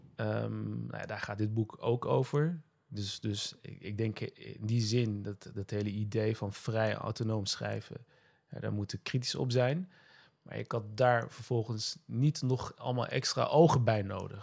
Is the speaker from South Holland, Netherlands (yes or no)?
no; Nijmegen, Gelderland, Netherlands; Ik ben in Nijmegen geboren, Nederland opgegroeid.